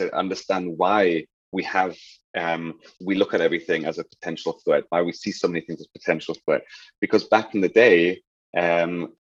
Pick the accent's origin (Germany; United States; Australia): Germany; moved away as an adult; I was in Germany. I grew up in Germany